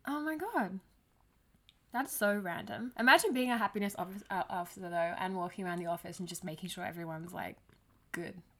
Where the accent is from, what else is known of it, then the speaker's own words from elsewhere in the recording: Australia; I'm Australian too